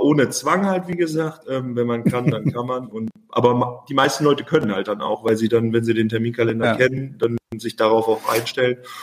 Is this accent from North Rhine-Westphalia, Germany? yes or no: yes; Oberhausen, North Rhine-Westphalia, Germany; in meiner Heimat oder Geburtsstadt Oberhausen